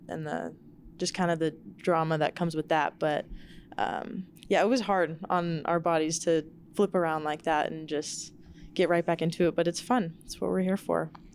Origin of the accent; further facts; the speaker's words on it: Seattle, Washington, United States; moved away as an adult; now in Albuquerque, United States; my hometown, Seattle